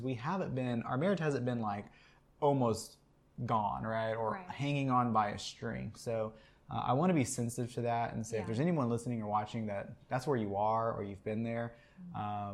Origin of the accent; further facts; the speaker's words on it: Texas, United States; We are from Texas.